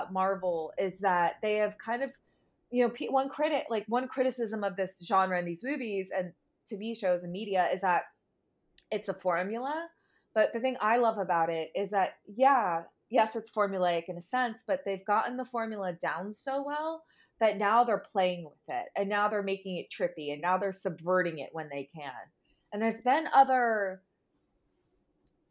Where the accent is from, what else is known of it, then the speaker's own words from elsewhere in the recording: New Jersey, United States; I'm from the greater New York area. I'm from Jersey